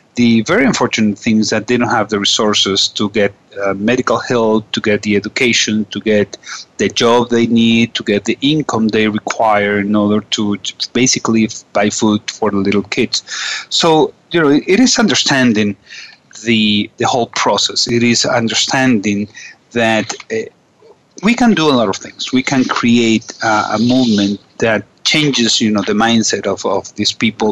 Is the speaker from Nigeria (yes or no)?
no; Venezuela; also from Venezuela